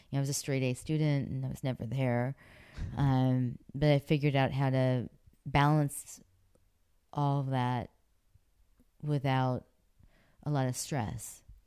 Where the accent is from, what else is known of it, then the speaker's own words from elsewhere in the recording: Pittsburgh, Pennsylvania, United States; moved away; growing up in Pittsburgh